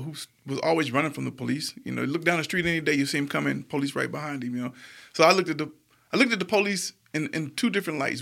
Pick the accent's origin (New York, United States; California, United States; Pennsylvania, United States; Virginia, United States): California, United States; San Diego; now in Montgomery, United States; We grew up in the hood, Logan Heights in San Diego